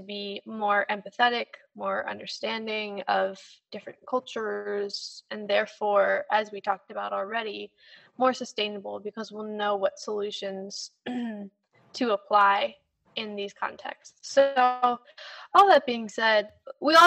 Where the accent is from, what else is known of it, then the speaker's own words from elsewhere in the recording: United States; especially in my generation, especially as American